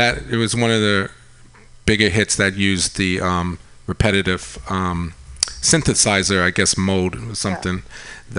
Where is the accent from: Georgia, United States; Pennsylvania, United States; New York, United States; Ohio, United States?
New York, United States; Long Island; now in San Francisco, United States; I grew up on Long Island, yeah.